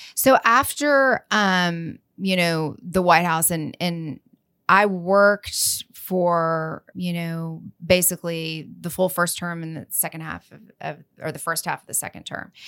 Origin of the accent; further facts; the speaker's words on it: Lubbock, Texas, United States; I'm from Lubbock. Yeehaw, West Texas.